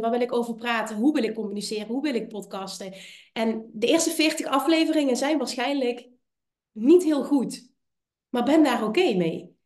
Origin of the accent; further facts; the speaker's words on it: Limburg, Netherlands; Ik kom uit Limburg, ik heb een accent